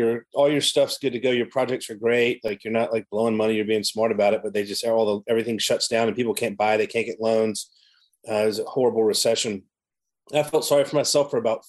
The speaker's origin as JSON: {"language": "English", "town": "Savannah", "region": "Georgia", "country": "United States", "tie": "born or raised there", "also_born_or_lived": "Washington", "moved": "as an adult", "lives_now": "Ormond Beach, United States", "said": "I'm from Savannah, Georgia. I grew up, born and raised in Savannah, Georgia."}